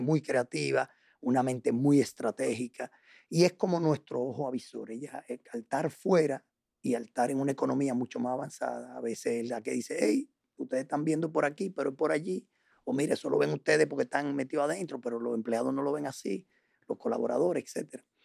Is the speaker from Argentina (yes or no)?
no; Dominican Republic; also born or lived in La Paz, Bolivia / Puerto Rico / Chile; llegamos aquí en el año 70, eh, yo tenía apenas dos años que llegué aquí